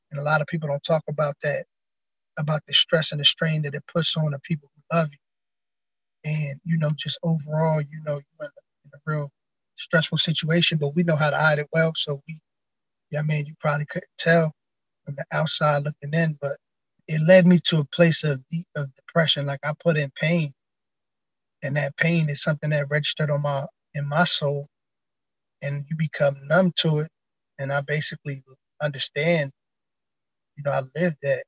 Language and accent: English; Camden County, New Jersey, United States; moved away as an adult; also born or lived in Hartford, Connecticut; now in Jersey City, United States; I've been basically around the whole Camden County area from a young boy from when I was growing up. Uh, I was born in Hartford, Connecticut. We moved to Jersey when I was like three.